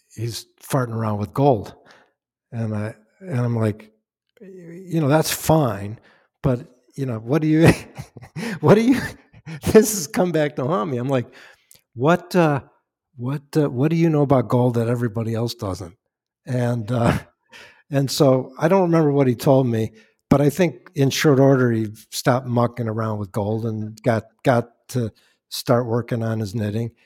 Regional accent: Chicago, Illinois, United States; now in Westchester, United States; I'm from Chicago

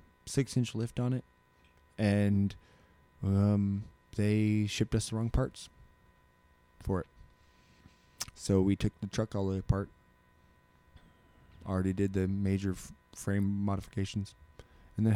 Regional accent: Alaska, United States; we're all from Alaska.

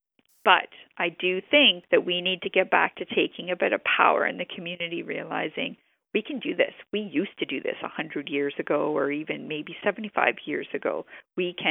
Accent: New Brunswick, Canada; I'm from New Brunswick and this is how I grew up.

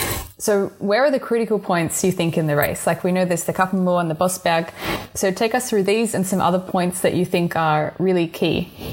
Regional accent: Australia; I might be biased being Australian.

